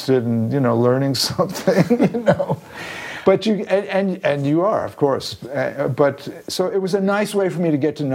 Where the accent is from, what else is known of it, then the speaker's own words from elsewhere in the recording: New York, United States; moved away as an adult; now in Los Angeles, United States; I lived my whole life in New York. I guess I'm forever a New Yorker